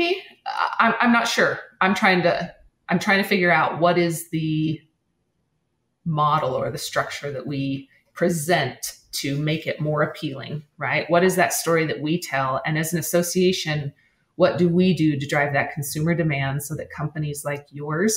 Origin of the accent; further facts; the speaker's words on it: Wyoming, United States; I'm from Wyoming